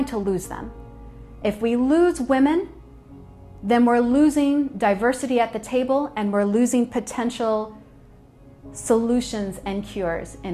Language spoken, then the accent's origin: English; United States; But yo soy Chicana, I'm Mexican American, and my family is very proud of their culture